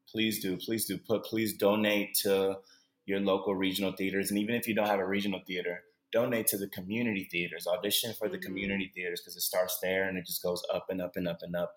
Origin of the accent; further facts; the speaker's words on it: Cleveland, Ohio, United States; moved away as an adult; now in Los Angeles, United States; I'm born and raised in Cleveland, Ohio